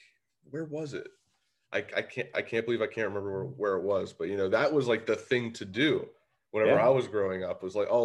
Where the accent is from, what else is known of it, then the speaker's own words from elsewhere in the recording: Beaver County, Pennsylvania, United States; I'm from Beaver County